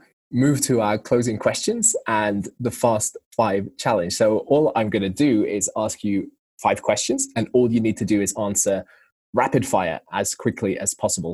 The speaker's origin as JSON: {"language": "English", "region": "England", "country": "United Kingdom", "said": "being an English guy who loves football."}